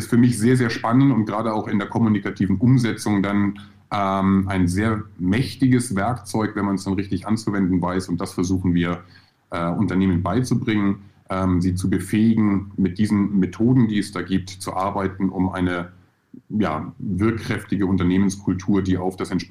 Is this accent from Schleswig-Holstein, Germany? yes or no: yes; Husum, Schleswig-Holstein, Germany; also born or lived in Hamburg; bin äh, in Hamburg geboren, 1978. Äh, Wer rechnen kann, weiß, wie alt ich bin. Ähm, bin dann noch ein bisschen weiter Richtung Süddänemark gegangen, also in, in der grauen Stadt am Meer Husum äh, groß geworden.